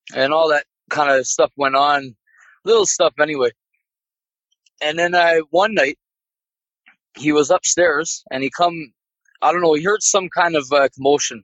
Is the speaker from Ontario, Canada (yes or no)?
no; Newfoundland and Labrador, Canada; my hometown in Newfoundland, pretty much the whole town is built above Indian burial ground